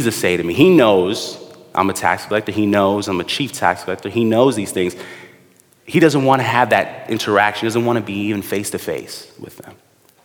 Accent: New York City, New York, United States; Me and my brother, we grew up in the Midwood area, Flatbush

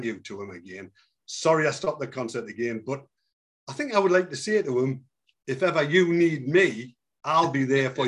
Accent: Newcastle upon Tyne, North East England, United Kingdom; I'm from Newcastle.

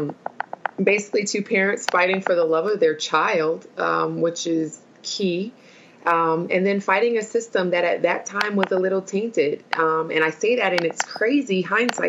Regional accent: Milwaukee, Wisconsin, United States; I'm originally from Milwaukee, Wisconsin

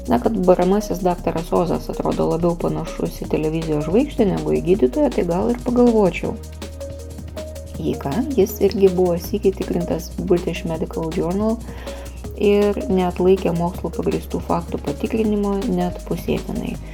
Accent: Lithuania

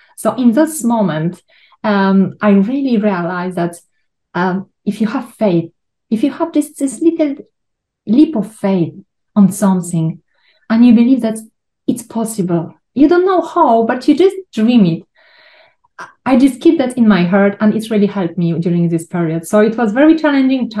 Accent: Poland; moved away; I was born in Poland. I grew in an orphanage

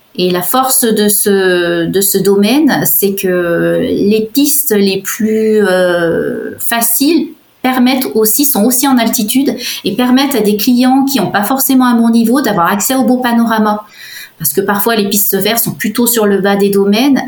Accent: Savoie, Auvergne-Rhône-Alpes, France; l'environnement montagne dont, j'étais issue, parce qu'il faut savoir que je suis savoyarde de, naissance

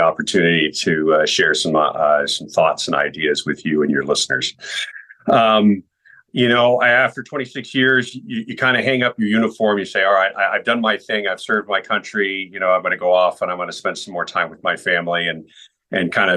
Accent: California, United States; also born or lived in Texas; now in Minnesota, United States; I grew up in California

